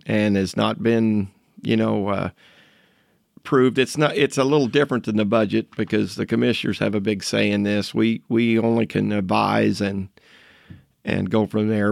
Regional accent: Shelby Township, Jefferson County, Indiana, United States; I'm a lifelong resident of Jefferson County

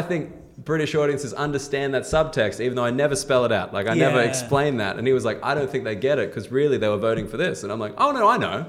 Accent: Australia; moved away as an adult; now in United Kingdom

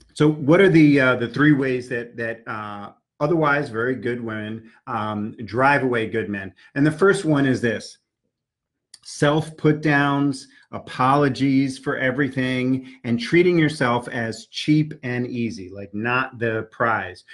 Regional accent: New York City, New York, United States; I grew up in New York City taking the subways.

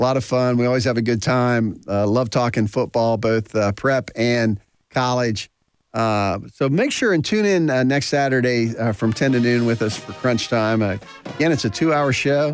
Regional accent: Ohio, United States; now in Virginia, United States; I was born and raised in Ohio

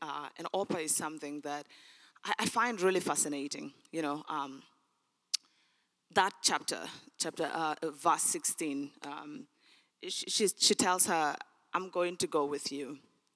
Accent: Sudan; English is a second language; moved away; I was born in Sudan

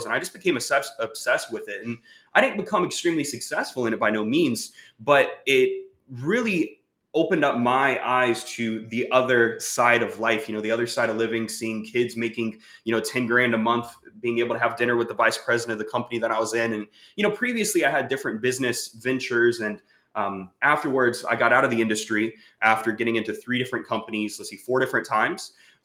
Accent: Jacksonville, Florida, United States; moved away; also born or lived in Bakersfield, California; I'm from Jacksonville, Florida

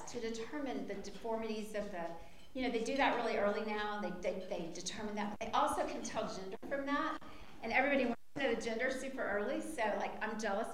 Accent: Lawton, Oklahoma, United States; moved away as an adult; also born or lived in Waco, Texas; I'm from Lawton, Oklahoma

